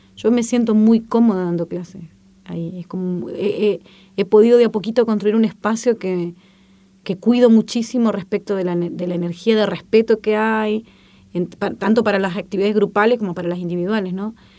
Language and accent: Spanish; Chile; moved away; soy chilena